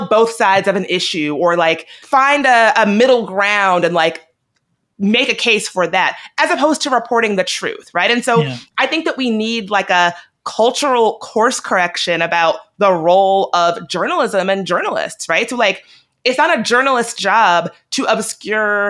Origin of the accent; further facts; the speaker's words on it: Virginia, United States; I'm from Virginia